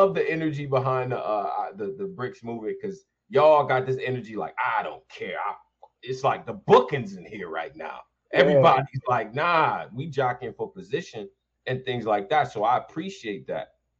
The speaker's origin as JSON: {"language": "English", "town": "Rochester", "region": "New York", "country": "United States", "said": "I'm from Rochester, New York."}